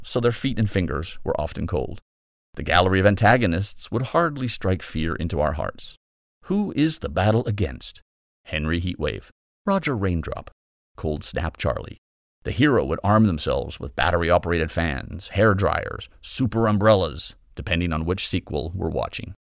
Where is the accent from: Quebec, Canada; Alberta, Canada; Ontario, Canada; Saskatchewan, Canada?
Alberta, Canada; Calgary; I grew up in Calgary, so I know well the icy rage of a prairie winter.